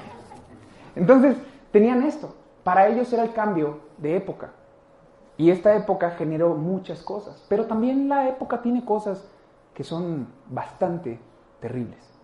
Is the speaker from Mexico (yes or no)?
yes; Mexico; nosotros lo tenemos más como mexicanos